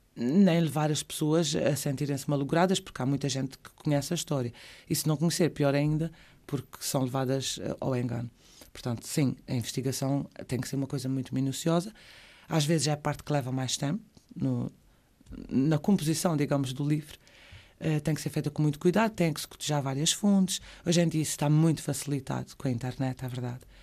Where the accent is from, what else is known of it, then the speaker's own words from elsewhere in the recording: Azores, Portugal; also born or lived in Madeira / Terceira; saí da ilha por duas vezes porque o meu pai era juiz na altura e tivemos que, que o acompanhar